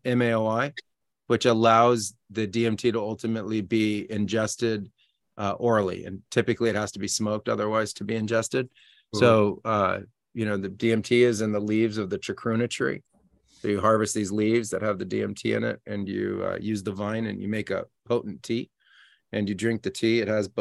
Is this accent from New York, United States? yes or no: no; California, United States; moved away as an adult; also born or lived in Peru; I'm originally from the United States. Yeah, from California.